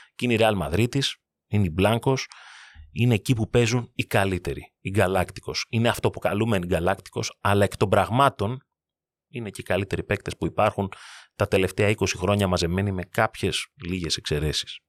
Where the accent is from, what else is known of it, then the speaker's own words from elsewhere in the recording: Greece; ως Έλληνες